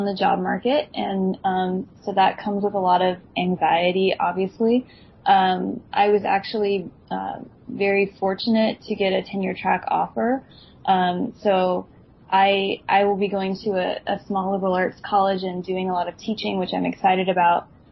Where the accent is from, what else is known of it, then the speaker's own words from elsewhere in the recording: Washington, United States; now in Virginia, United States; the state I grew up in Washington State